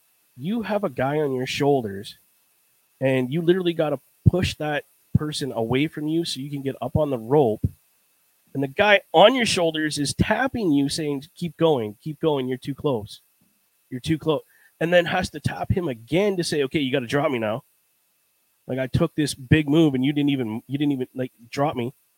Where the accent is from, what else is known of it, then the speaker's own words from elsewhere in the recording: New York, United States; Listen, I'm from New York.